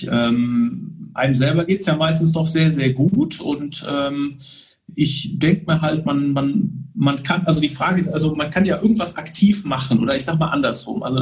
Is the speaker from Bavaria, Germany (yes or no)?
no; Bonn, North Rhine-Westphalia, Germany; born there; Ich bin in Bonn geboren. Bonn ist so meine Stadt